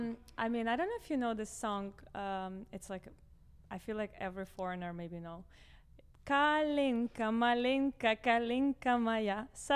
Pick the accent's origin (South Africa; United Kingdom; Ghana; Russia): Russia; now in Miami, United States; growing up in Russia with Russian parents